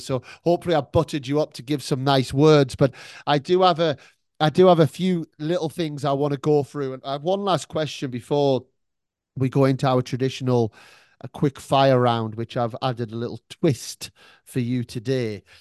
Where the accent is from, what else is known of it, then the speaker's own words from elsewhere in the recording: United Kingdom; now in Melbourne, Australia; I'm British